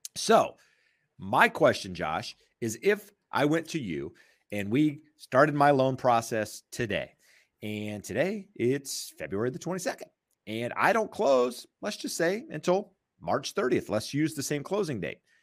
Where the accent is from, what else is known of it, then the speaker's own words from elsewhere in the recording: North Carolina, United States; moved away; I am from North Carolina, uh, I go back to North Carolina a couple times a year